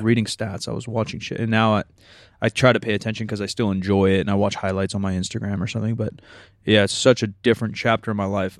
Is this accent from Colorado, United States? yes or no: no; Sacramento, California, United States; grew up here, so I'm a Kings-ish fan